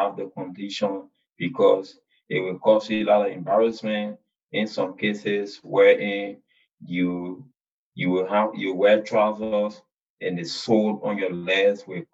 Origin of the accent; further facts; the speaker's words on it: Lofa County, Liberia; from Lofa County